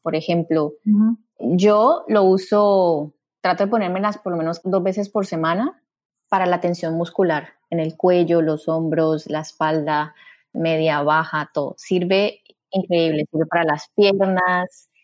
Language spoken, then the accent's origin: Spanish; Cali, Valle del Cauca, Colombia; moved away as an adult; also born or lived in Bogotá, Colombia; now in Miami, United States; yo soy caleña, estoy aquí en Miami hace ya casi nueve años, estudié medicina y cirugía general en Cali